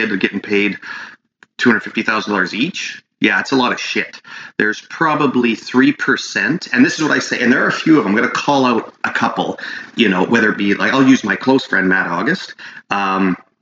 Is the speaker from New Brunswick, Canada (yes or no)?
no; Prince George, British Columbia, Canada; the Prince George Hospital, which is kind of like my hometown